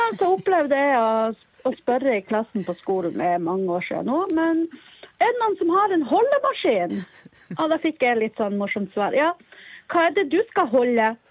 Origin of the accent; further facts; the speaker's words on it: Northern Norway, Norway; Jeg er nordnorsk.